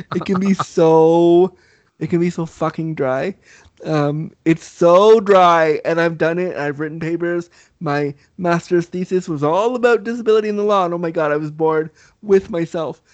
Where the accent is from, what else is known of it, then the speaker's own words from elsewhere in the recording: Canada; also born or lived in Laguna Beach, California; I was raised Canadian, so I was raised with the snow.